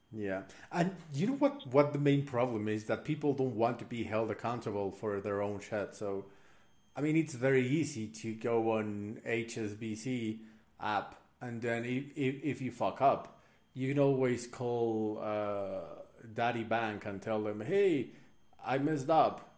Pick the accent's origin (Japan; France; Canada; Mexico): Mexico; I'm I'm from Mexico